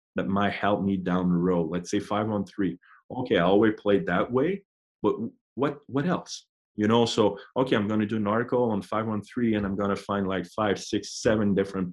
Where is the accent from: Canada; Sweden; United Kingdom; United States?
Canada; moved away as an adult; back in Canada